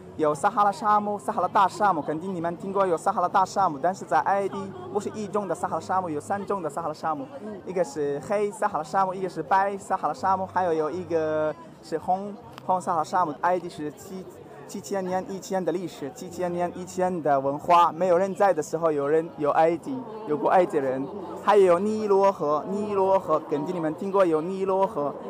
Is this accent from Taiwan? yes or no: no; South Africa; Chinese is a second language; now in Beijing, China; 我来自南非